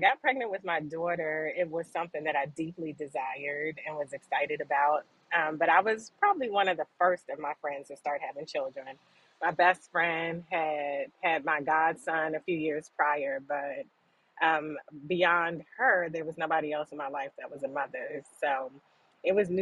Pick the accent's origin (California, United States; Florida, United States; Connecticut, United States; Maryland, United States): Maryland, United States; Hyattsville; moved away as an adult; now in Atlanta, United States; So I'm from Maryland, Hyattsville, Maryland